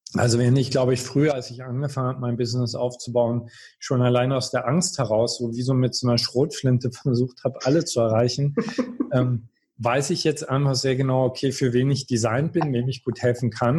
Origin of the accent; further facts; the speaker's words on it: Görlitz, Saxony, Germany; also born or lived in Berlin; now in Baden-Baden, Germany; ich komme aus Görlitz.